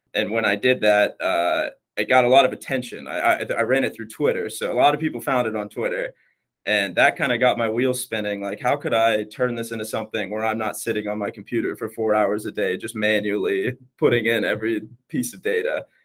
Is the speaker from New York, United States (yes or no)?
no; Wilmington, North Carolina, United States; moved away as an adult; now in Dallas, United States; I am actually from Wilmington, North Carolina